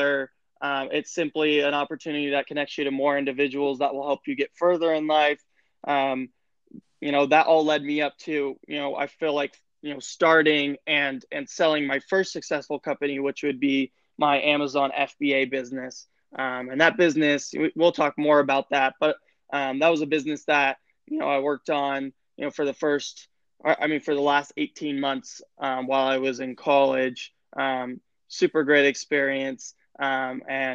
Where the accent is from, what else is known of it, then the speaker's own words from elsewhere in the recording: Salt Lake City, Utah, United States; I'm a Utah boy. Born and raised in Salt Lake City, Utah